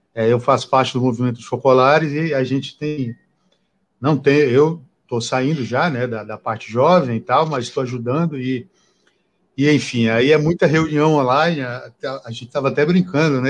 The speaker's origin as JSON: {"language": "Portuguese", "region": "Acre", "country": "Brazil", "said": "Eu sou do Acre e faz muito calor lá"}